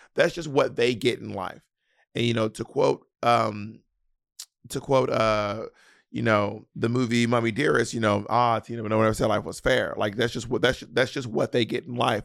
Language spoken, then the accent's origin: English; the South, United States; accent: Southern; As a Southerner, people will imitate your Southern accent